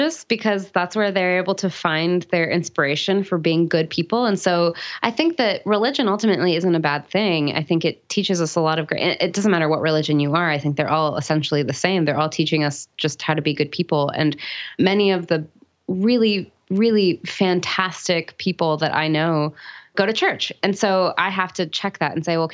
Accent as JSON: {"language": "English", "region": "California near San Francisco", "country": "United States", "tie": "born or raised there", "moved": "as an adult", "lives_now": "North Carolina, United States", "said": "And I grew up in California near San Francisco"}